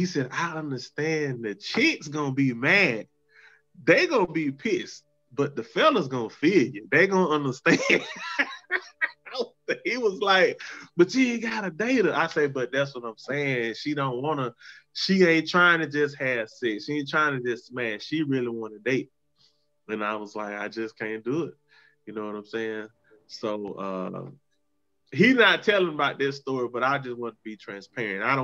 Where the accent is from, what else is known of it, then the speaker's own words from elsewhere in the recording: East Point, Georgia, United States; when I was in high school growing up in East Point